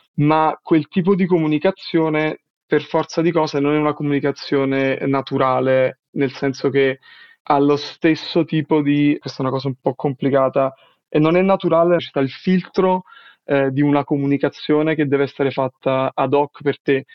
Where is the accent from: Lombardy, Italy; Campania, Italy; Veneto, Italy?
Campania, Italy; Naples; first language Italian; moved away as an adult; now in Denmark; sono del, del sud Italia, sono napoletano e studiavo all'Università di Napoli